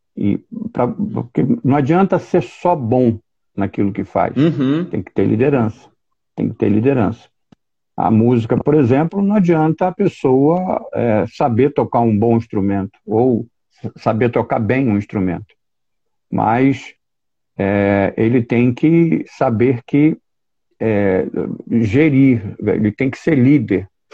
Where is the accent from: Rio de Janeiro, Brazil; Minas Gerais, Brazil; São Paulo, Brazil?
Rio de Janeiro, Brazil; São Gonçalo; sou oriundo da cidade de São Gonçalo